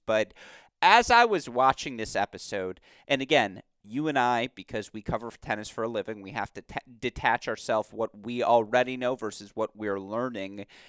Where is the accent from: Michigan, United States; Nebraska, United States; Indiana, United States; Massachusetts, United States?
Michigan, United States; Detroit; the Detroit Lions, let's say, my hometown football team